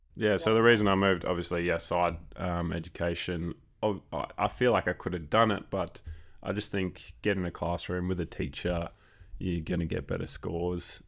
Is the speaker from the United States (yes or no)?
no; Exmouth, Western Australia, Australia; also born or lived in Subiaco, Perth / Perth; I was born in Subiaco, but went straight to Exmouth